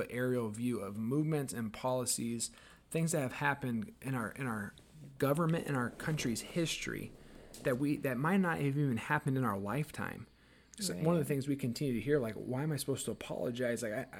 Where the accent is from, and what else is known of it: United States; born or raised there; now in Paramount, United States